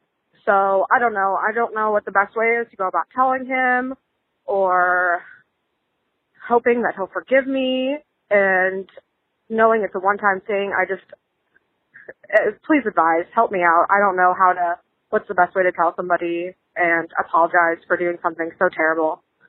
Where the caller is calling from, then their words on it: St. Louis, Missouri, United States; Hey Malls, I am 24 from St. Louis. Just calling.